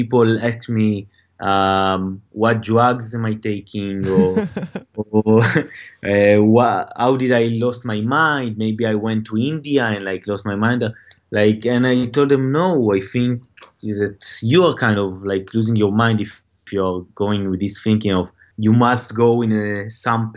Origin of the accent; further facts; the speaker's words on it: Tel Aviv, Tel Aviv District, Israel; moved away as an adult; now in Los Angeles, United States; I'm from Tel Aviv.